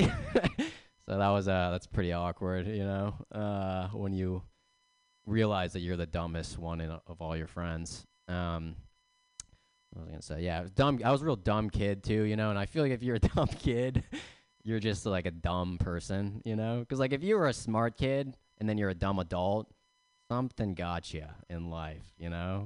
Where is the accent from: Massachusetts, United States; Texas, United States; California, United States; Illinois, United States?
California, United States; Bay Area; I'm from the Bay Area